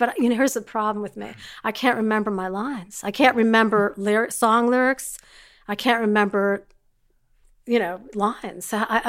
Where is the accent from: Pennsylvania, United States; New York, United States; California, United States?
Pennsylvania, United States; Philadelphia; born there; also born or lived in Maryland; So I was born in Philadelphia, which I'm very proud of because we got